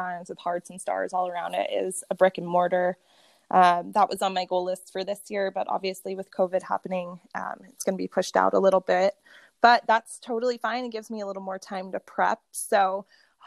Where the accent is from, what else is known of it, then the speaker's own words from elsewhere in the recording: Las Vegas, Nevada, United States; We were all born and raised here in Las Vegas.